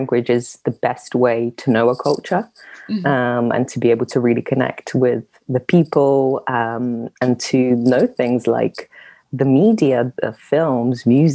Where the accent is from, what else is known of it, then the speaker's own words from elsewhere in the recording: London, United Kingdom; moved away as an adult; also born or lived in Russia / France / Munich; I moved to London, and my adolescence and my youth was spent in London